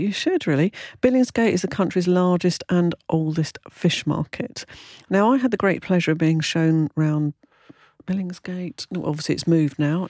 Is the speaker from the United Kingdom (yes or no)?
yes; London, United Kingdom; moved away; when I was born in Clapham, which I'm afraid to say was in the early sixties